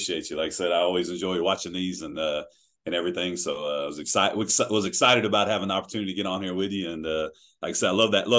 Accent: Clute, Texas, United States; when I was growing up in Clute, all of a sudden they're staring me down on that other side of the line

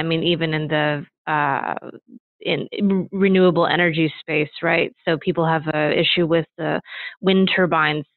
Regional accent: Midwest, United States; moved away; I grew up in the Midwest

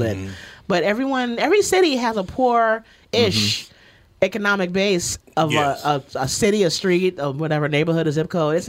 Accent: New York, United States; Because I'm a New Yorker at heart. I know I can get home from anywhere.

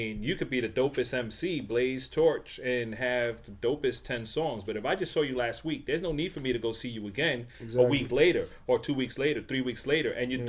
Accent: New York City, New York, United States; in New York, we're from the Bronx.

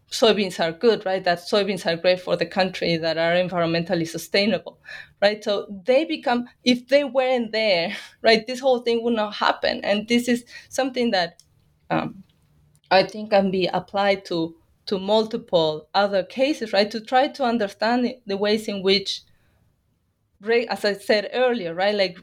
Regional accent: Bahía Blanca, Buenos Aires Province, Argentina; moved away as an adult; also born or lived in New York, United States; now in New Orleans, United States; I am from Argentina. I am from the Pampas, but I come from the city of Bahía Blanca.

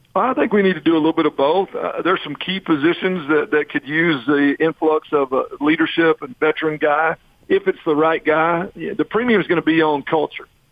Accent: Texas, United States; moved away as an adult; I'm from Texas

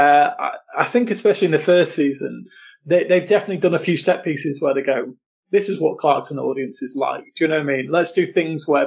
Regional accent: Lincolnshire, East Midlands, United Kingdom; I grew up in Lincolnshire, pretty rural Lincolnshire, for most of my life.

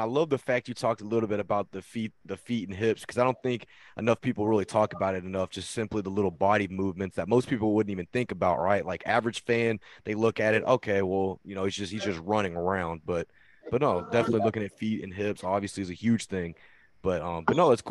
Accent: Texas, United States; I'm down here from Texas

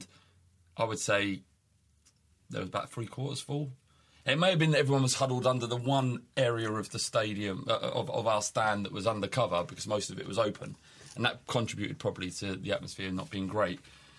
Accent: England, United Kingdom; Yeah, because we're English.

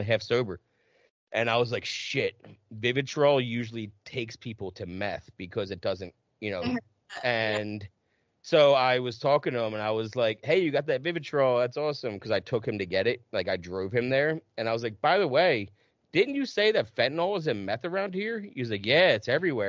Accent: New Jersey, United States; moved away; also born or lived in Plymouth, Massachusetts / Carver, Massachusetts / Middleborough, Massachusetts / Los Angeles; I grew up in Jersey where it's super confusing too

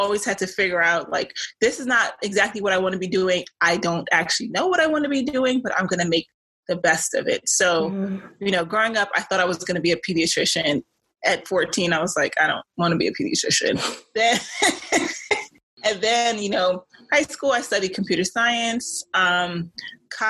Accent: New York City, New York, United States; being from Brooklyn, you know, growing up in the Caribbean, like with the Caribbean family.

